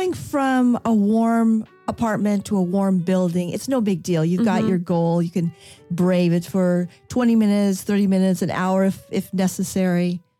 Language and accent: English; California, United States; moved away; also born or lived in Atlanta, Georgia; I grew up in California